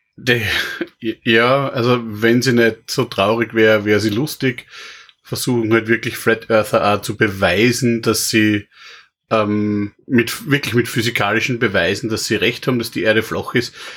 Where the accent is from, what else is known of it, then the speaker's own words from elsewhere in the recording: Trofaiach, Styria, Austria; bei uns hat es in Trofeiach, wo ich her bin